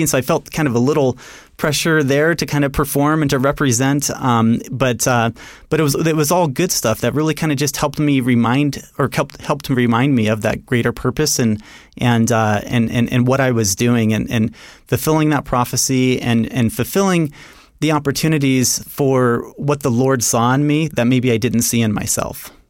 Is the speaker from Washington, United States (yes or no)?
yes; Seattle, Washington, United States; moved away; also born or lived in Rexburg, Idaho / New York City; I'm from the Seattle area originally.